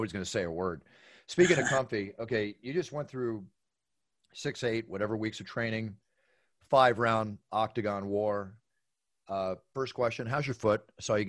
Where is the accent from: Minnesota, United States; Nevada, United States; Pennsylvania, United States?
Pennsylvania, United States; Philadelphia; I grew up in Philly. I used to go down to the Jersey Shore every summer, all through my childhood up until 15.